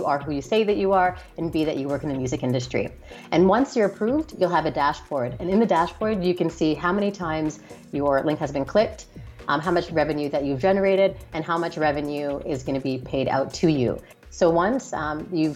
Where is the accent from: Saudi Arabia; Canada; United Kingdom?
Canada; moved away; I'm Canadian as well originally